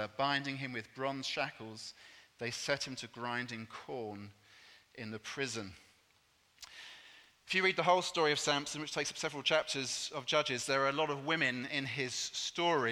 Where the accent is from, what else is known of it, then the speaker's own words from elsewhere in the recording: England, United Kingdom; I'm English